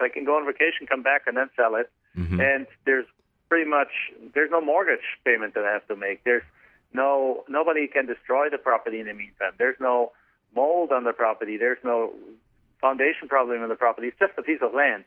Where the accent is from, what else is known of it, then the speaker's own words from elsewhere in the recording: Germany; English is a second language; moved away as an adult; now in United States; I'm actually from Germany originally, so you can probably tell from my accent